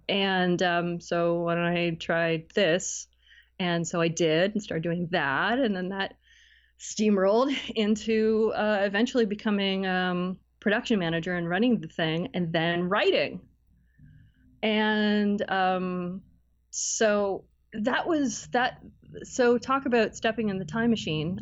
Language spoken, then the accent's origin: English; Cleveland, Ohio, United States; moved away as an adult; also born or lived in Barrie, Canada; now in Toronto, Canada; I'm originally from, uh, Cleveland in Northeast Ohio.